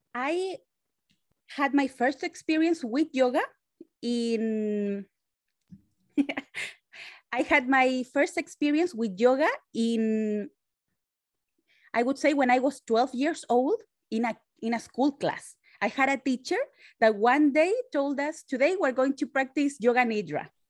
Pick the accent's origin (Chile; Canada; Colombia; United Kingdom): Chile; now in San Francisco, United States; I was made in Chile. Now I live in San Francisco, California. So I'm Latina